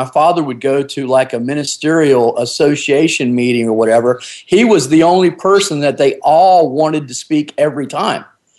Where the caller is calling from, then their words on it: North Carolina, United States; Yes, on the East Coast, on the ocean over here on southeastern North Carolina, and of course the United States, obviously.